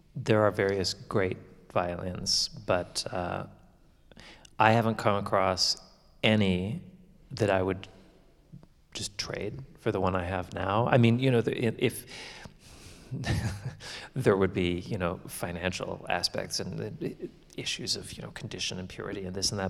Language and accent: English; Canada; now in Florida, United States; my hometown anymore because my parents, um, they retired and have actually moved to Florida, like all Canadians do eventually.